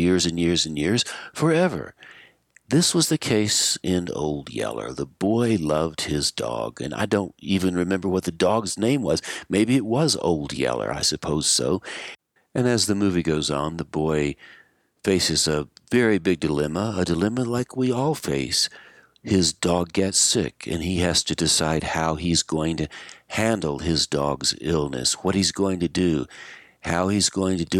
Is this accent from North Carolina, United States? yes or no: yes; Asheville, North Carolina, United States; When I was growing up in Asheville, North Carolina